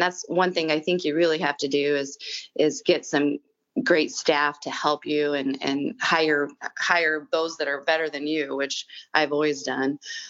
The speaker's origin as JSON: {"language": "English", "town": "Ottawa", "region": "Iowa", "country": "United States", "tie": "born or raised there", "also_born_or_lived": "Ashland, Nebraska", "moved": "yes", "said": "I grew up in Ottawa, Iowa."}